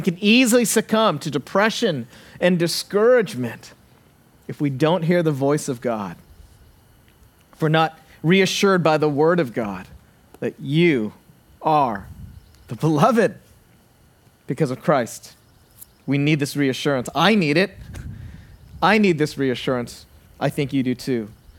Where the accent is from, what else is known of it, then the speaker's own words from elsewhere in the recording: Santa Barbara, California, United States; I actually stop in my hometown of Santa Barbara, and I get the oil change.